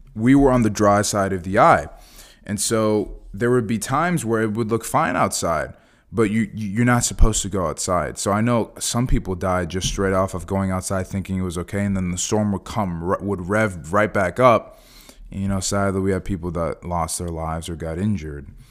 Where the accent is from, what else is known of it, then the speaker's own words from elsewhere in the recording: Fort Myers, Florida, United States; this is my hometown. You know, I went to high school here.